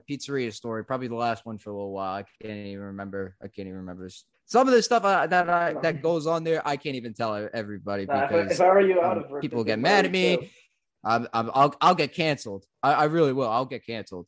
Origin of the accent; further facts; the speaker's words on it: central New Jersey, United States; in my town, in middle, smack dab in the middle of nowhere, central New Jersey